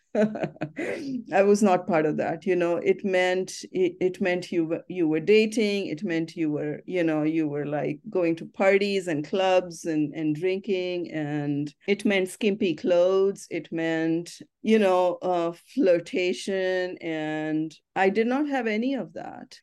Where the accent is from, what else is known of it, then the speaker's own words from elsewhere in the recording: Ahmednagar, Maharashtra, India; now in United States; my hometown, Ahmednagar